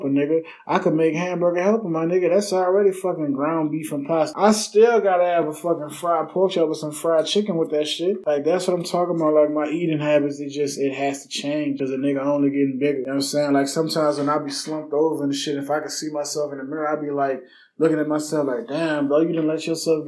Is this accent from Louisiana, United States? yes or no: yes; Harvey, Louisiana, United States; I'm from Harvey. I'm from New Orleans, Louisiana, but on the West Bank